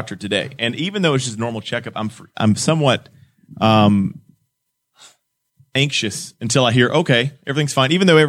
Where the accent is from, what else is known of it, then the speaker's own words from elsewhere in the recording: the South, United States; now in Newcastle, Indiana, United States; Growing up in the South, I can guarantee that is not Southern.